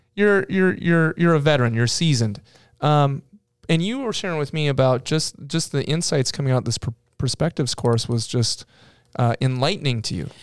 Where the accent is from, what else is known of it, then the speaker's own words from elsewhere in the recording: Minnesota, United States; I'm from Minnesota